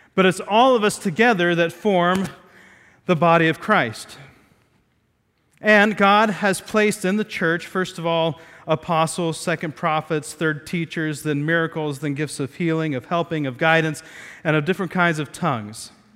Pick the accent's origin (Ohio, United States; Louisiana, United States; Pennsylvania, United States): Ohio, United States; moved away; we were, lived in Ohio, we grew up in Ohio